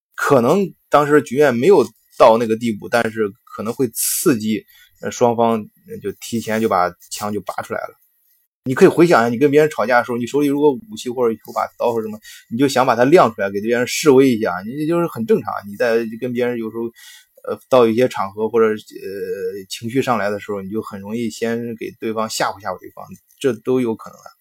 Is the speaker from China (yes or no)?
yes; China; 我们中国人